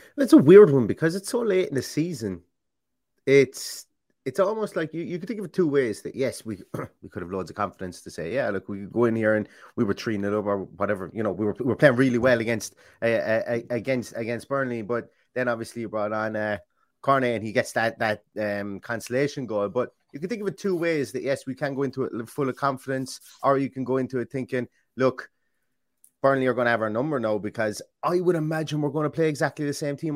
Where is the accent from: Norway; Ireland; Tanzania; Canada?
Ireland; you can tell I'm Irish